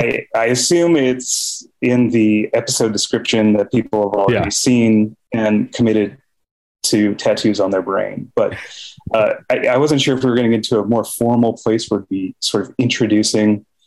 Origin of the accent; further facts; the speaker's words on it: Park City, Utah, United States; now in Los Angeles, United States; I grew up in Park City